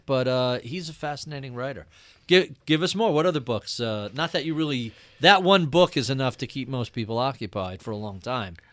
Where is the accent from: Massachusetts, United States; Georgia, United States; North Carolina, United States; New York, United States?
New York, United States; Long Island; as a Jewish kid growing up in Long Island